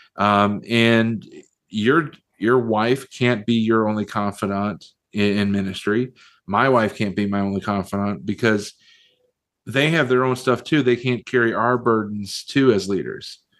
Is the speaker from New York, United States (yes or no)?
no; southwestern Virginia, United States; also born or lived in Chicago, Illinois; grew up in southwestern Virginia, uh, right on the uh, the bottom of the state of West Virginia. I uh, was born in Chicago